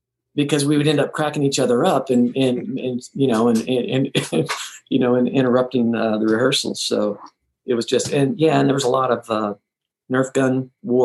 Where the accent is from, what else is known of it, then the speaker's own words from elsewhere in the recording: Texas, United States; moved away; I'm from Texas